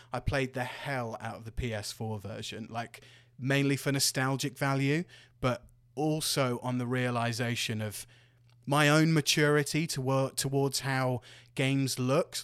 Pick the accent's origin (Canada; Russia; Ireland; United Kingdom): United Kingdom; Devon, South West England; my hometown in Devon